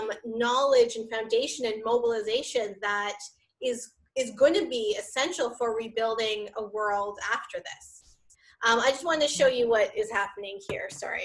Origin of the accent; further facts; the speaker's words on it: Canada; Canadian, regardless of my racial or ethnic or cultural affiliations. I just want to be understood as Canadian first.